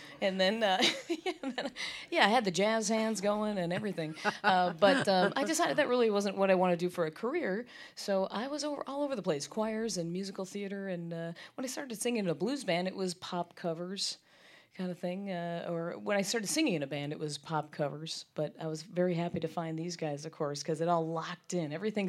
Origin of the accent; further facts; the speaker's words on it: Appleton, Wisconsin, United States; moved away as an adult; also born or lived in Chicago, Illinois; now in Louisville, United States; I'm from Wisconsin originally, born in Chicagoland, but then we moved up to Wisconsin. Appleton is where I call home, but I've been in Louisville now for 12 years, so it feels like a second home, really.